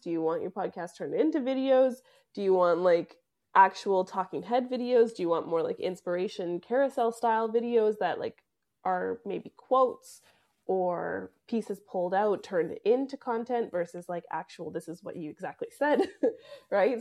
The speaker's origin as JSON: {"language": "English", "country": "Canada", "moved": "yes", "said": "I am a Canadian who ran away from Canada"}